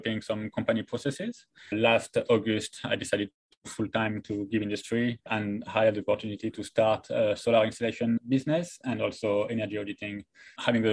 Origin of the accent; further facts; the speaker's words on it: France; moved away as an adult; also born or lived in Taiwan / Christchurch, New Zealand; now in Australia; I'm from France